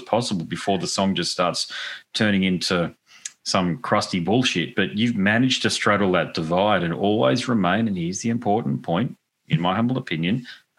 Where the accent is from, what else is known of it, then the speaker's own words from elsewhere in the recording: Gold Coast, Queensland, Australia; Goldie, Gold Coast.